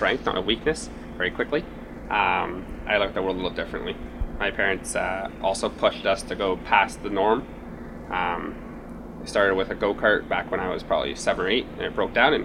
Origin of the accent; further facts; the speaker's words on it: Beamsville, Ontario, Canada; I grew up in Beamsville, Ontario, so I was around the wine country and the vineyards